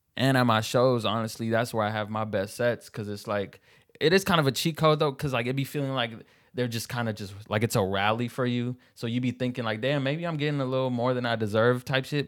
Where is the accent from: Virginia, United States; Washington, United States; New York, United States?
Washington, United States; Seattle; I was born in Seattle